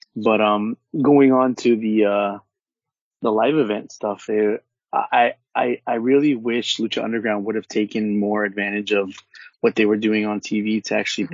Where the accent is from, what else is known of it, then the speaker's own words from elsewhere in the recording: Orange County, California, United States; I'm from Orange County and from the West Coast